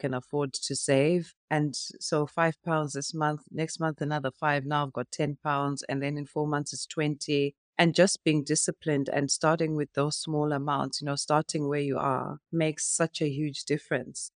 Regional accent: Zimbabwe; now in United Kingdom; growing up in Africa and in Zimbabwe

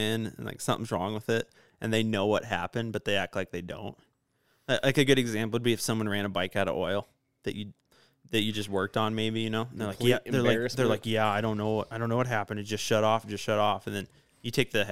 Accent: Rapid City, South Dakota, United States; I'm from Rapid City, South Dakota

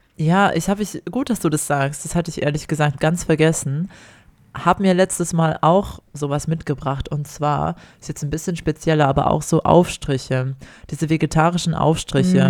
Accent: Ore Mountains, Saxony, Germany; moved away as an adult; now in Australia; ich komme ja aus dem Erzgebirge, aus dem Weihnachtsland

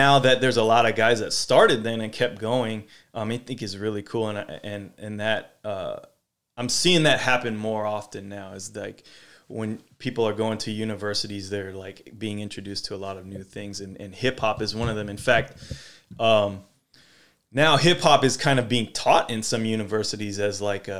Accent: Sacramento, California, United States; like I grew up in Sacramento, you know, I know, you know, somewhat history mm-hmm. of everything, but I know it from the point of view in Sacramento.

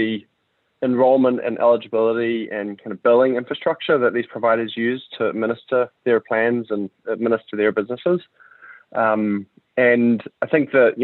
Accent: New Zealand; moved away as an adult; also born or lived in United States; I'm from New Zealand and that's where I'm at right now.

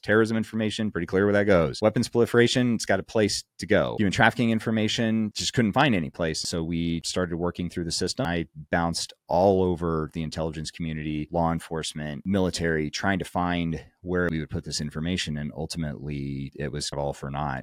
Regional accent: Montana, United States; moved away; also born or lived in Kansas / Casper, Wyoming; took me to Montana and I got to grow up in Montana

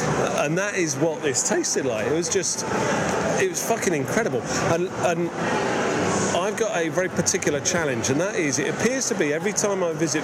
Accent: England, United Kingdom; as an Englishman

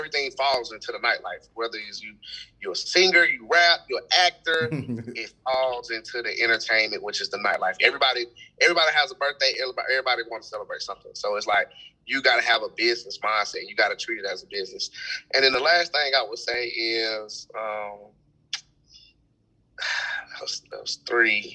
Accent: Atlanta, Georgia, United States; also born or lived in Douglasville, Georgia; I'm from Atlanta, Georgia, man. I was born in the hospital. I'm from the center of the city

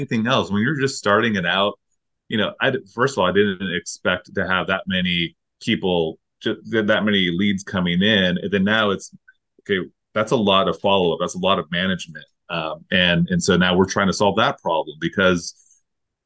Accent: Pacific Grove, California, United States; that's like my hometown too

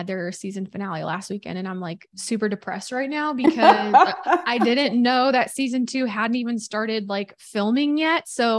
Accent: Missouri, United States; We did that growing up all the time, had fish fry, but I'm from Missouri. So it was always like catfish that we did, like fish fry catfish.

